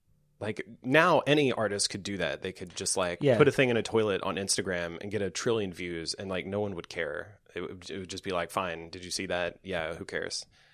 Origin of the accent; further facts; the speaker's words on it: Nashville, Tennessee, United States; Back in 99, I grew up in the Nashville area, and in high school, which was for me, was like 97 to 99.